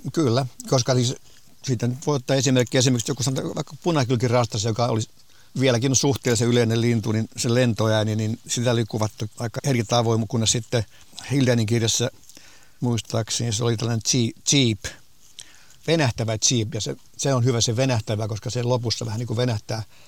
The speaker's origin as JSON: {"language": "Finnish", "country": "Finland", "said": "meillä Suomessa"}